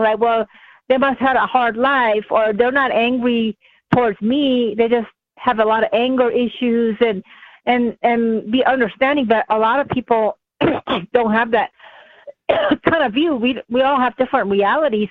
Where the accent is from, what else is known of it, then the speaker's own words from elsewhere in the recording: California, United States; moved away; I grew up in California